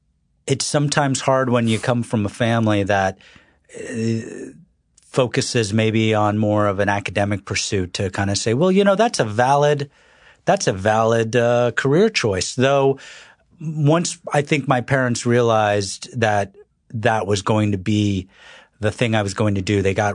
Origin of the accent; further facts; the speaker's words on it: North Carolina, United States; born there; I was born in North Carolina, but my family's from New York.